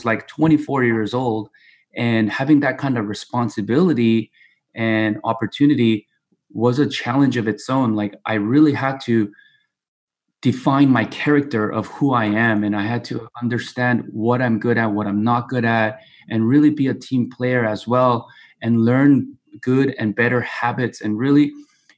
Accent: Torrance, California, United States; also born or lived in South Korea; And I pretty much grew up here in Torrance, California, and been here all my life

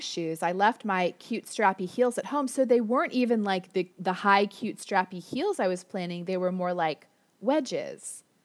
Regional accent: Florida, United States; now in Orange County, United States; I grew up in Florida

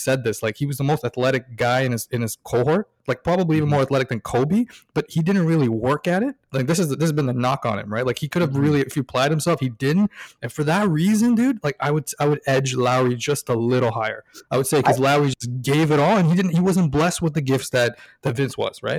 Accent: Toronto, Ontario, Canada; Born and raised in Toronto.

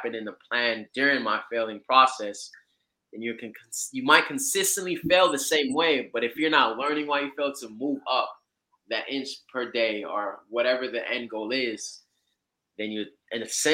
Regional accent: Florida, United States; also born or lived in Georgia; I am out here in Florida, raised in Georgia. Correction, born in Georgia, raised in Florida

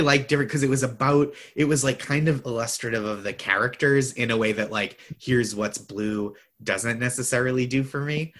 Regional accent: Boston, Massachusetts, United States; I'm from the Boston area also

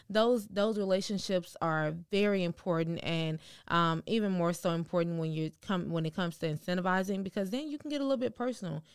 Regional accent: Houston, Texas, United States; We're from Houston.

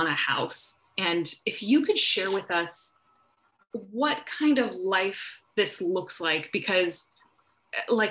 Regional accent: Midwest, United States; now in Pacific Northwest, United States; I grew up in the Midwest in the US

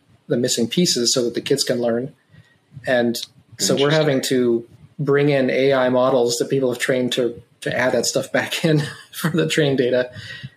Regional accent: Wyoming, United States; first language English; moved away; I'm from Wyoming originally, the big square state

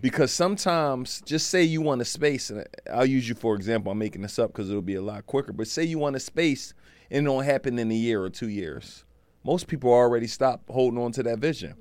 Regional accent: Philadelphia, Pennsylvania, United States; I'm from Philly

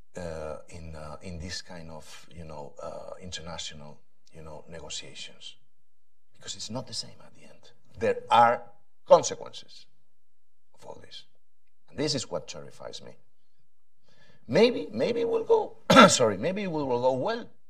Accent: Spain; I come from Spain

